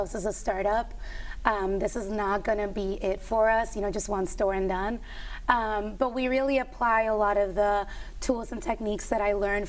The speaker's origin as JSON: {"language": "English", "country": "Puerto Rico", "tie": "born or raised there", "moved": "as an adult", "said": "I was born and raised in Puerto Rico."}